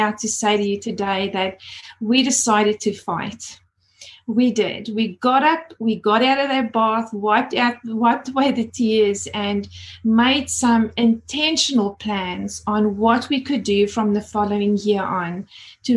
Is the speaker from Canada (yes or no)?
no; South Africa; moved away as an adult; now in Australia; As you can hear my accent, I moved over from South Africa about 20 years ago and absolutely love living here in Australia.